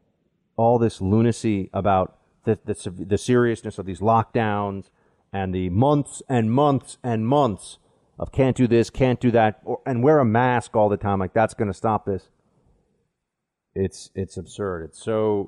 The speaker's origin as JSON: {"language": "English", "town": "New York City", "region": "New York", "country": "United States", "tie": "born or raised there", "said": "We grew up together here in New York"}